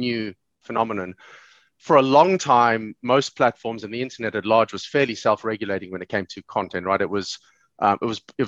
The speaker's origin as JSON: {"language": "English", "country": "South Africa", "tie": "born or raised there", "moved": "yes", "lives_now": "Dublin, Ireland", "said": "I live in Dublin now, but I grew up in South Africa in the 80s and the 90s"}